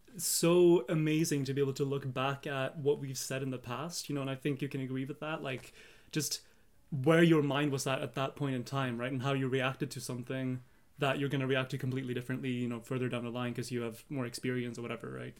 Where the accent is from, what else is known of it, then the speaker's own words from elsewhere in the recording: Sweden; we're from Sweden